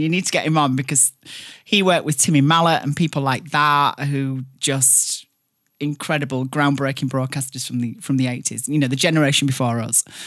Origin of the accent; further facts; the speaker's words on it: Barnsley, Yorkshire and the Humber, United Kingdom; accent: thick Barnsley; I'm from Barnsley.